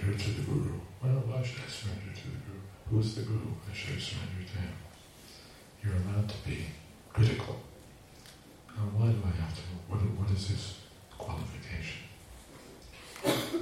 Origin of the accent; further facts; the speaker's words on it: United States; I'm from America